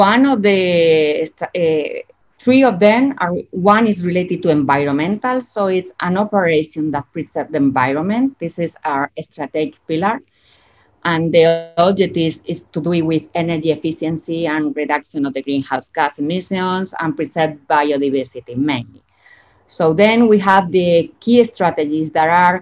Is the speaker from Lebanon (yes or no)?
no; Spain; English is a second language; moved away as an adult; now in Chile; I'm from Spain and I've been living here for almost 20 years.